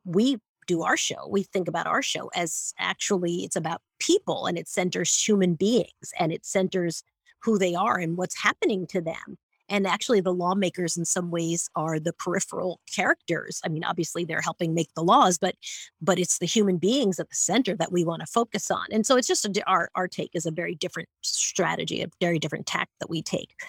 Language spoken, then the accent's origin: English; St. James, New York, United States; I grew up in St. James, Long Island, New York